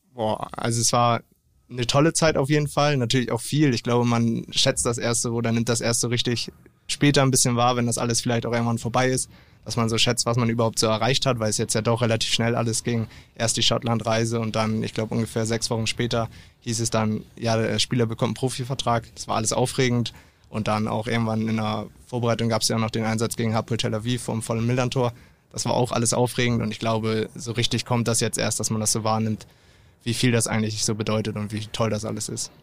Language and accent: German; Delingsdorf, Schleswig-Holstein, Germany; now in Ahrensburg, Germany; ich bin aufgewachsen in Delingsdorf